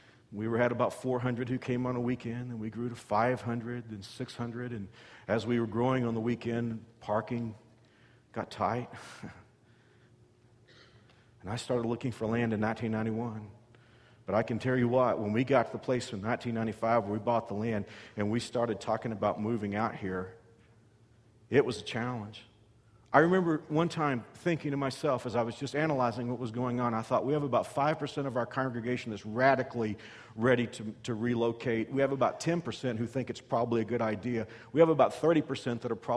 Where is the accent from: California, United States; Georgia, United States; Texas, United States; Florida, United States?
Texas, United States; moved away as an adult; also born or lived in Kansas; as a Texan